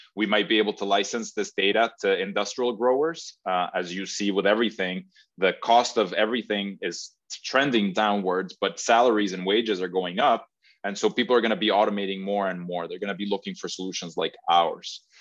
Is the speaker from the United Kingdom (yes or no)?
no; Mexico; now in Massachusetts, United States; I'm originally from Mexico